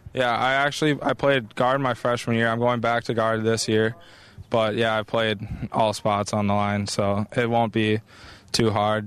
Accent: Minnesota, United States; I was born in Minnesota

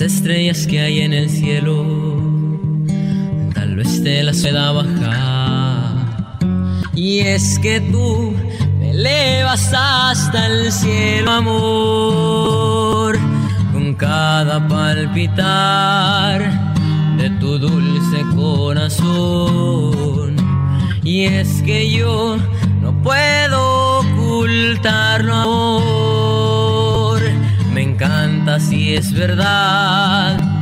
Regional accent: California, United States; also born or lived in Aguascalientes, Mexico; soy nacido en Aguascalientes, México, pero criado aquí en California

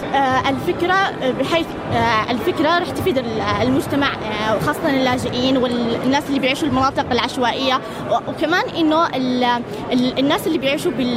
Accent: Yemen; أنا وإيمان من اليمن

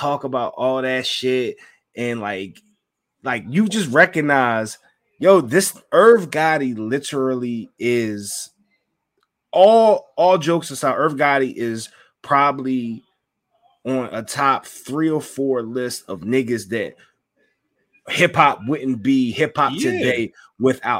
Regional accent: Philadelphia, Pennsylvania, United States; I'm from Southwest Philly

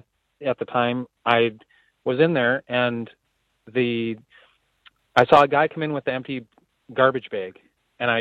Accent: Minnesota, United States; I'm from Minnesota

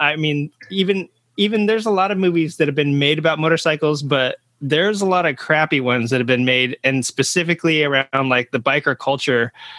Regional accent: Texas, United States; Being a Texan also

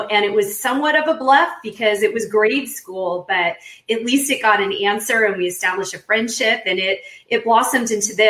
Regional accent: San Diego, California, United States; I grew up in San Diego, but the Chargers were new at the time. I was born in the 70s.

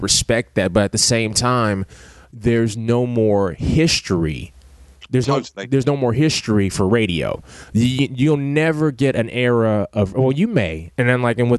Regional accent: Ohio, United States; growing up in Ohio

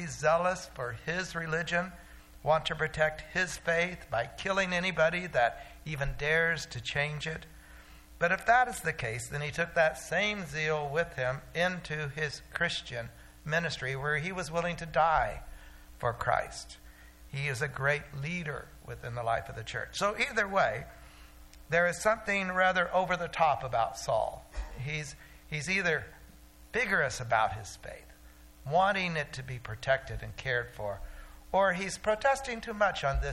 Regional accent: Oklahoma, United States; When I was growing up in Oklahoma

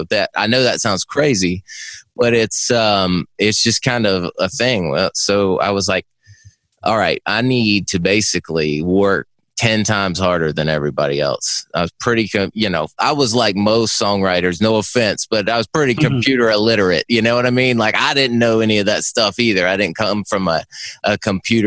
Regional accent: Myrtle Beach, South Carolina, United States; moved away as an adult; I'm from Myrtle Beach originally, so it's not completely a small town upbringing

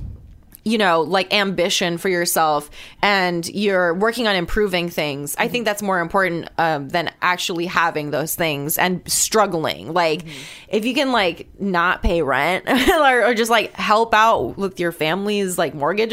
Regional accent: Guam; also born or lived in Gainesville, Florida; now in Atlanta, United States; I'm from Guam, so I'm not from this landmass. I'm from a completely different like culture

